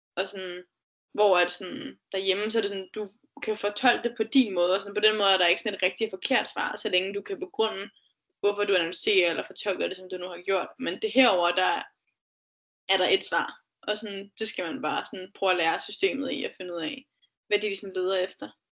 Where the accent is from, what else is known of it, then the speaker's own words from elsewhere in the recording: Denmark; now in United States; derhjemme i Danmark